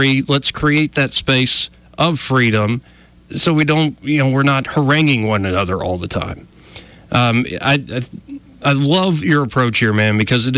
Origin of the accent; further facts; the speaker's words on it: Alabama, United States; We're both from Alabama. We both kind of grew up in a conservative culture